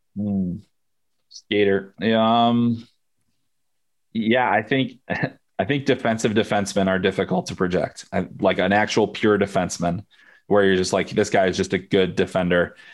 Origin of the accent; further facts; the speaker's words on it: United States; I am American, I'm U S based